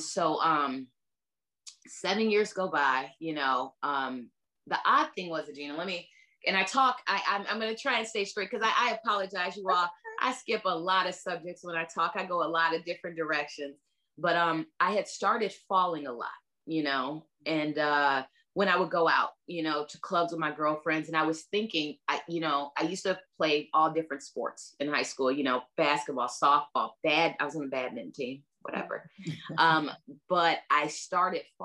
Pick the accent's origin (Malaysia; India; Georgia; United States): United States; LaGrange; I'm from LaGrange